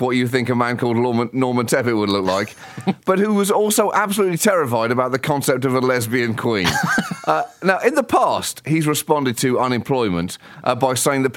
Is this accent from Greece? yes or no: no; United Kingdom; moved away; I am from Great Britain. I am Great British